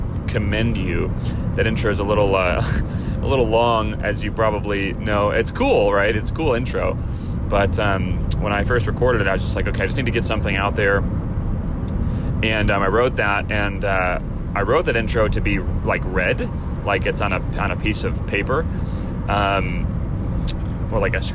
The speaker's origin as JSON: {"language": "English", "town": "Chicago", "region": "Illinois", "country": "United States", "tie": "born or raised there", "moved": "yes", "lives_now": "California, United States", "said": "growing up in Chicago"}